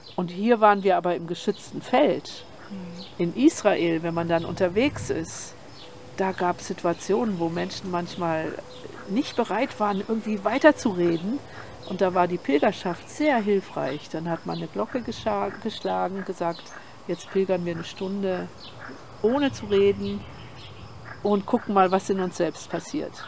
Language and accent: German; Germany; now in Portugal; wir sind ja Deutsche mhm. und ich bin in der Nachkriegszeit aufgewachsen